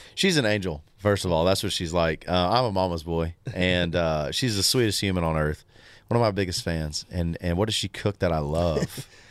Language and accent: English; Tullahoma, Tennessee, United States; born or raised there; moved away